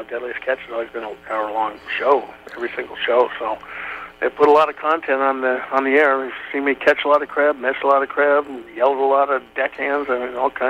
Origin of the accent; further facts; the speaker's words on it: California, United States; Well, I grew up in Northern California in the beautiful Lake Tahoe region.